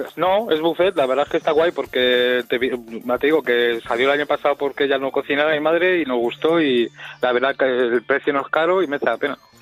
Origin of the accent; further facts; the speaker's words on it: Madrid, Community of Madrid, Spain; Soy de Madrid